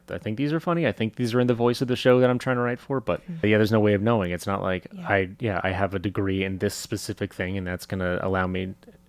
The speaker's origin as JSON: {"language": "English", "region": "England", "country": "United Kingdom", "said": "This is my accent. I'm very clearly from England."}